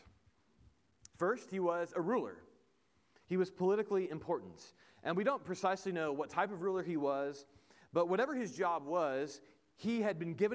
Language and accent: English; Indiana, United States; I am from Indiana, and a Colts fan